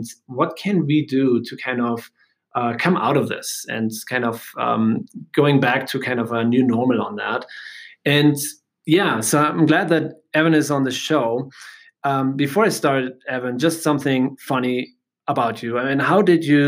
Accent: Germany; now in United States; I'm from Germany

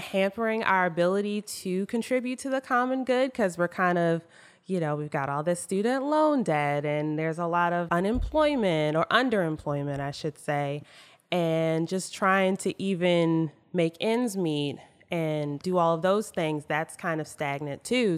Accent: Maryland, United States; I grew up in Maryland

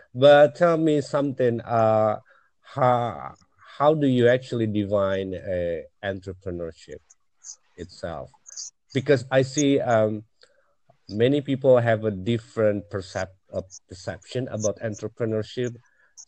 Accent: Indonesia; I'm in Asia, in Southeast Asia. I'm from Indonesia

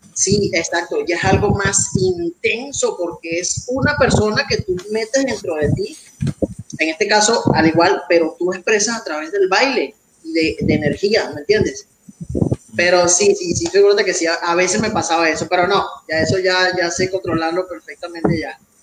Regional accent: Valencia, Carabobo, Venezuela; moved away as an adult; now in Mexico; yo soy de Venezuela, eh, Valencia, Estado Carabobo. Este, ya tengo tres años aquí en México

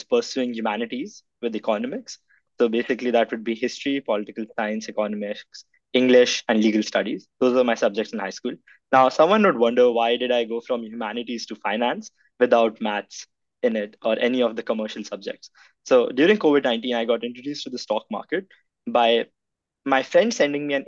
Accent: India; now in Toronto, Canada; I'm from India

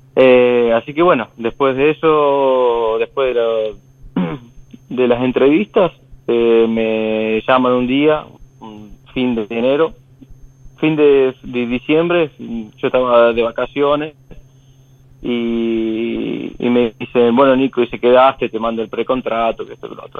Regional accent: Marcos Juárez, Córdoba, Argentina; moved away as an adult; now in Europe; vengo de un pueblito eh, que se llama Marco Juárez

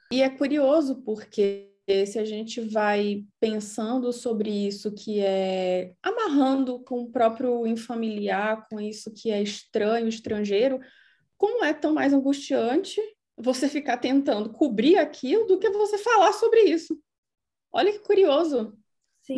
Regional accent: Salvador, Bahia, Brazil; now in Berlin, Germany; eu nasci em Salvador, mas eu posso chamar de Heimat Berlim

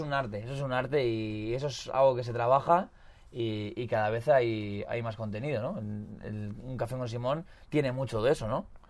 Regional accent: Hondarribia, Basque Country, Spain; now in Pamplona, Spain; vivo en Iruña, pero soy de Ondarribi

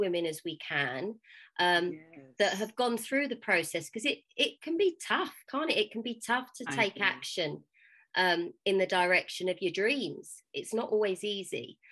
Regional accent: Essex, East of England, United Kingdom; I'm from Essex, just outside of London in the UK

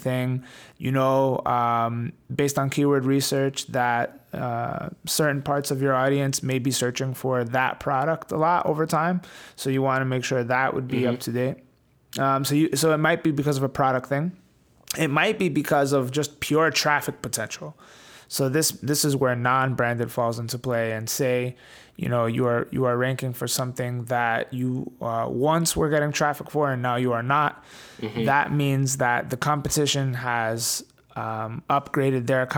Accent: New York, United States; Well, my parents, they are Italian. I was born in the US in New York, but I grew up with a very old school Italian upbringing

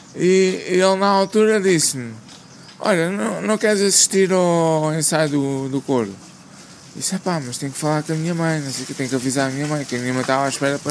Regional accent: Lisbon, Portugal; sou aqui da zona de Lisboa

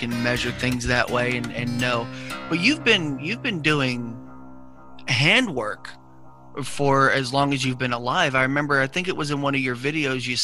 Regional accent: New York, United States; I'm from New York.

